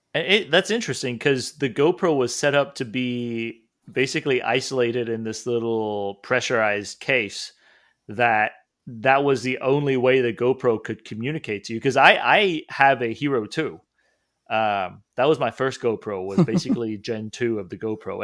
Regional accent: Hong Kong; moved away; when I was in Hong Kong, I was only reading it, and of course, I didn't say it in school

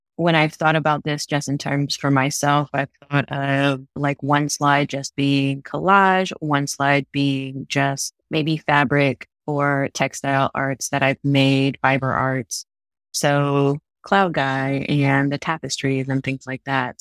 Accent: Florida, United States; born or raised there; also born or lived in North Dakota

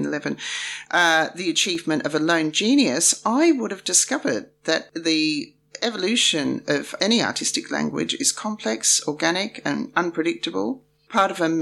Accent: Australia; we're both from Australia

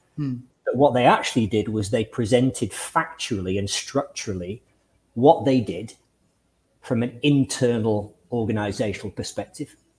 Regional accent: Lytham St Annes, North West England, United Kingdom; I grew up in in Lytham St Anne's in the northwest of England

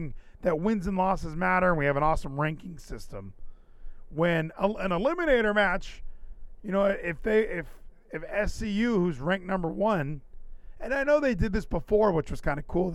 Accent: Southern California, United States; I'm from Southern California.

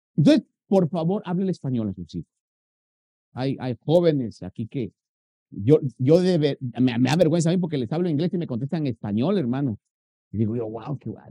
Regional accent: Guatemala; moved away; los guatemaltecos tenemos una comida que se llama chuchito.

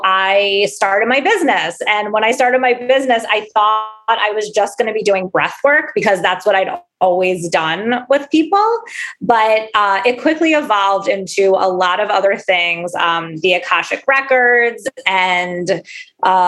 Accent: Philadelphia, Pennsylvania, United States; I am from Philadelphia.

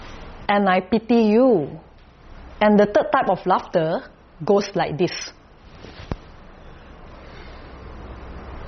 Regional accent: Kuala Lumpur, Malaysia; I'm from Kuala Lumpur, Malaysia.

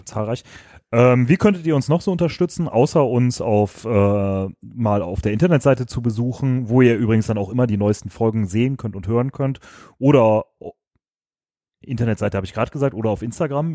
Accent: Düsseldorf, North Rhine-Westphalia, Germany

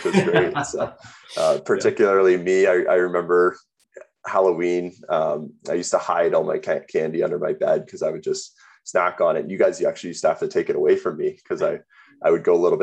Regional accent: Burlington, Ontario, Canada; now in Calgary, Canada; I was born in Calgary, grew up in Burlington, moved to Burlington when I was about 3 years old

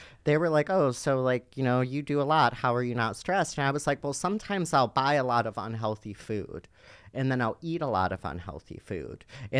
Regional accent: Cleveland, Ohio, United States; And no one accepted me in my hometown of Cleveland, Ohio.

